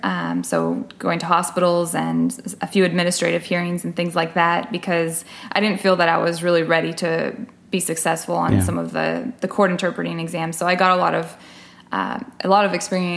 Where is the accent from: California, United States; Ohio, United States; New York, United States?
California, United States; moved away as an adult; also born or lived in Mexico; now in Texas, United States; I originally started in California, which is where I grew up on the West Coast.